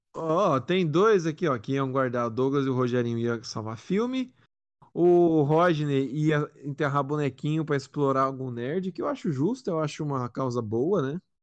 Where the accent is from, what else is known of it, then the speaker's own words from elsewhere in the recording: São Paulo, Brazil; eu sou paulista